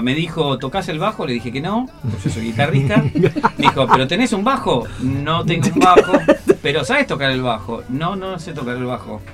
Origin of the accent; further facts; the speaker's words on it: Adrogué, Buenos Aires Province, Argentina; moved away as an adult; also born or lived in Turdera; now in Boulogne, Argentina; Soy de Adrogué